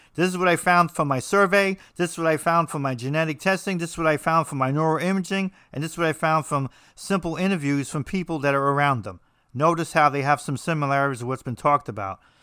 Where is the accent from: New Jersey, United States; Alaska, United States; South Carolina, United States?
New Jersey, United States; I'm from New Jersey